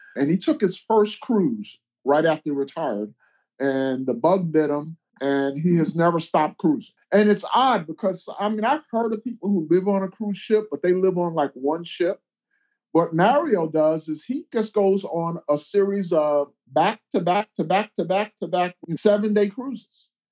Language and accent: English; New York City, New York, United States; I grew up in Brooklyn, nowhere near any water